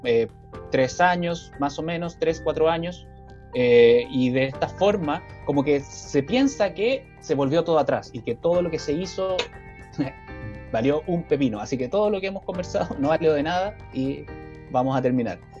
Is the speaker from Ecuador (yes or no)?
no; Chile; como pueblo chileno